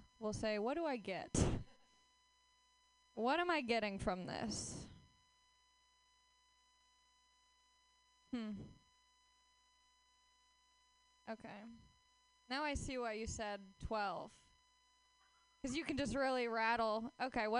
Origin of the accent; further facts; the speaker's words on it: Los Angeles, California, United States; I am from Los Angeles, where dreams die right in front of your face